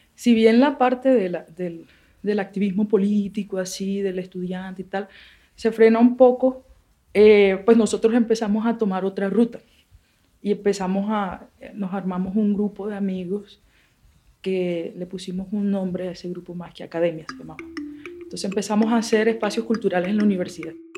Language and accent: Spanish; Barranquilla, Atlántico, Colombia; now in Pondores, Colombia; Yo nací en Barranquilla, en Barranquilla en 1990, calles de tierra, niñitos en la calle